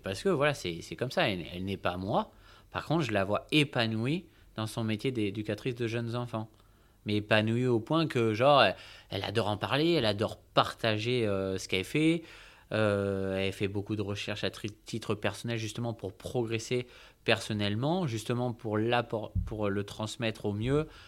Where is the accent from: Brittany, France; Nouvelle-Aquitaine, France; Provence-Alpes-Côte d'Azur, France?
Nouvelle-Aquitaine, France; Bordeaux; je suis né à Bordeaux, bon, dans une agglomération à côté, Pessac, mais bref, je suis bordelais. J'ai toujours vécu à Bordeaux